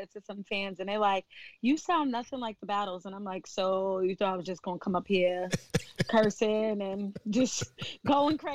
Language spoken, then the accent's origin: English; New York City, New York, United States; I'm from New York